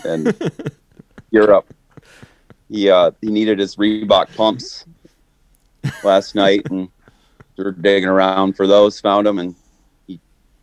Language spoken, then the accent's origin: English; Michigan, United States; also born or lived in California / Traverse City, Michigan; I'm originally from Michigan. I moved out west to California just out of high school, and then back to Michigan.